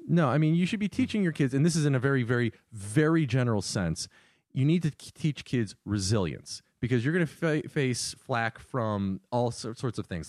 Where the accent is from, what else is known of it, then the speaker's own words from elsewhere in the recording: Northern Virginia, United States; moved away; I'm from Northern Virginia